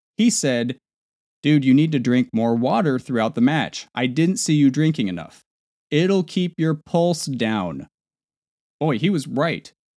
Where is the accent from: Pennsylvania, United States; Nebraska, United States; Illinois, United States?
Nebraska, United States; moved away; back in my home state of Nebraska